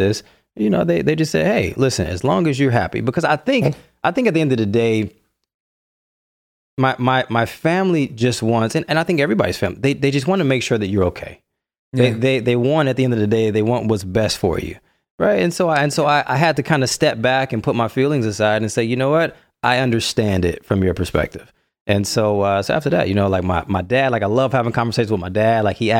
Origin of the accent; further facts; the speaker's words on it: Detroit, Michigan, United States; So born and raised in Detroit. And I grew up there. So I grew up in a very, very close-knit, tight-knit, awesome family.